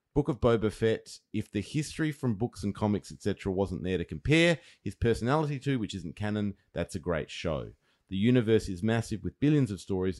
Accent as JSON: {"language": "English", "country": "Australia", "said": "being Australian"}